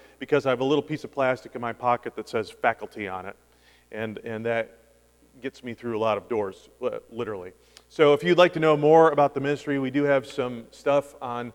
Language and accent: English; Vestal, New York, United States; moved away; also born or lived in Scranton, Pennsylvania; my hometown of Vestal